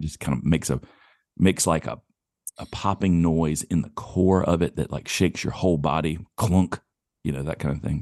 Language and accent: English; the South, United States; born or raised there